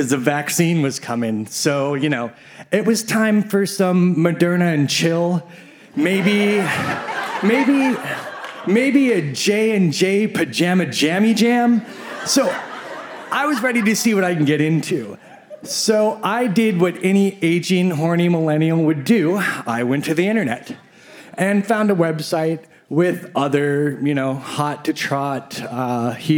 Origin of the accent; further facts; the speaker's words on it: Midwest, United States; I grew up in the Midwest